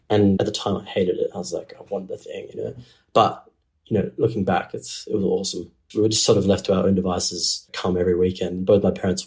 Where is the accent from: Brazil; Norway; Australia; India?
Australia; Geraldton, Western Australia; now in Perth, Australia; Geraldton, as like an environment to grow up in, is quite a beautiful place